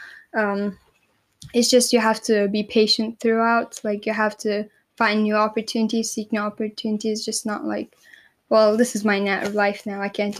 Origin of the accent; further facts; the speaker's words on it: Turkey; born there; also born or lived in Egypt / United States; Like I was in a third world country, Egypt. I was born in Turkey. I also saw America, so I would like have very different perspectives on the world.